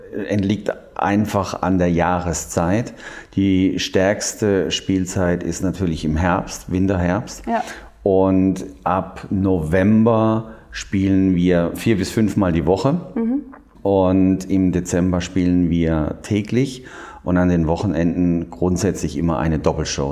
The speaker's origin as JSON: {"language": "German", "town": "Heidelberg", "region": "Baden-Württemberg", "country": "Germany", "moved": "yes", "said": "Ich komme ursprünglich aus Heidelberg"}